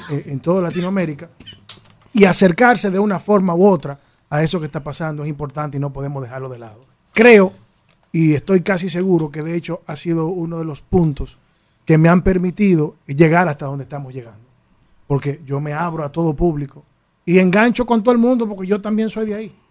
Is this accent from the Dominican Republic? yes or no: yes; Tenares, Hermanas Mirabal, Dominican Republic; Y yo soy de campo, yo soy de Tenara yo soy de un pueblo.